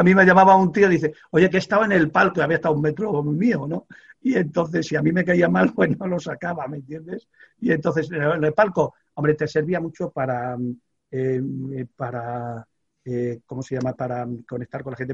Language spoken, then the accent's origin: Spanish; Extremadura, Spain; also born or lived in Badajoz; now in Madrid, Spain; vivo en Madrid, soy extremeño